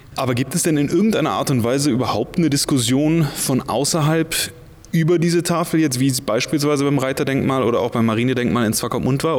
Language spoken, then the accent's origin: German; Germany; now in Namibia; ich bin Protestant und in der katholischen Kirche groß geworden, weil ich als Kind in Deutschland immer im Kirchenchor war